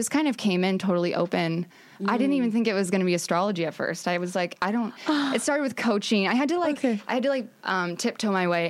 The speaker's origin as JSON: {"language": "English", "town": "Omaha", "region": "Nebraska", "country": "United States", "moved": "as an adult", "lives_now": "California, United States", "said": "So I used to be a pharmacist, and then I moved to California from Omaha, Nebraska in July of 2017."}